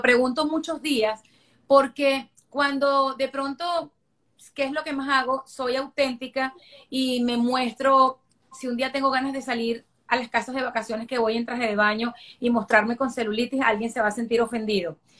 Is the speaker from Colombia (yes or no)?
no; Venezuela; moved away as an adult; also born or lived in Caracas / London; now in Miami, United States; yo soy una venezolana que lo tuve todo en Venezuela. Yo eh, crecí en un hogar clase media